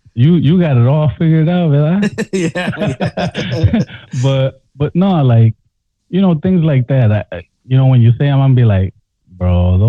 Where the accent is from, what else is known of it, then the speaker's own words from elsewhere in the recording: Los Angeles, California, United States; now in Milwaukee, United States; I was raised in Watts. Like, I mean, we moved around, pero that's the city that, you know, that's where we laid roots down. And you know, there was a lot of Negros, a lot of Mexicans